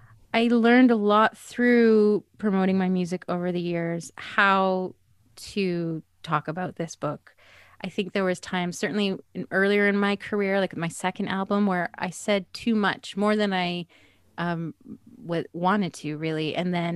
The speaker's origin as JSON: {"language": "English", "town": "Edmonton", "region": "Alberta", "country": "Canada", "tie": "born or raised there", "also_born_or_lived": "British Columbia", "moved": "as an adult", "lives_now": "Toronto, Canada", "said": "I grew up in Edmonton. That's where I'm from. Then I lived in BC for 17 years, and I've been here for 7 years."}